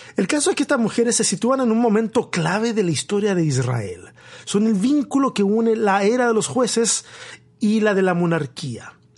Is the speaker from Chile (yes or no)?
yes; Tomé, Biobío, Chile; now in Austin, United States; mi pueblo, mi pueblo allá, allá en Chile, en la región del Biobío, ese pueblo costero llamado Tomé